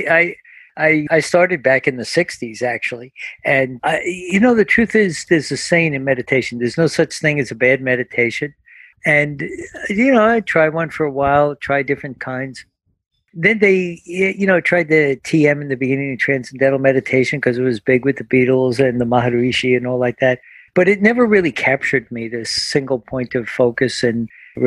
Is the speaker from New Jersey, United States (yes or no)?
yes; New Jersey, United States; we're from New Jersey